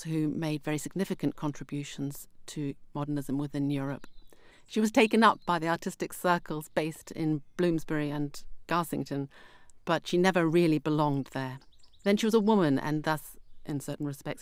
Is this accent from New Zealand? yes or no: yes; New Zealand; I grew up in New Zealand